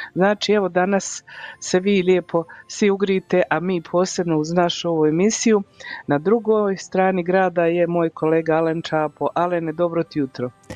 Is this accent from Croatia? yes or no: yes; Croatia; now in Calgary, Canada; kod nas u Hrvatskoj